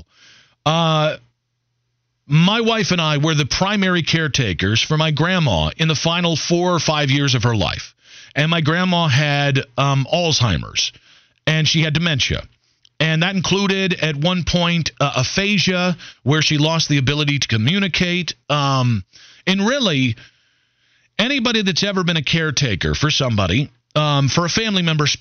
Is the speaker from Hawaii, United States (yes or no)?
no; Cleveland, Ohio, United States; moved away as an adult; now in Charlotte, United States; my hometown